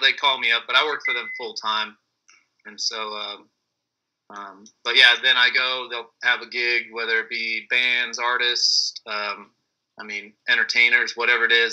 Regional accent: Cherry Valley, California, United States; I'm originally from Cherry Valley, but Beaumont is uh, kind of main riding spot out here.

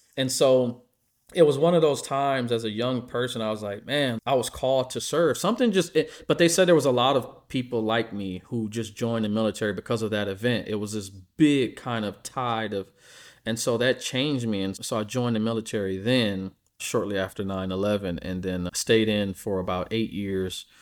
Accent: Midwest, United States; I'm from the Midwest, so we're very blue-collar people

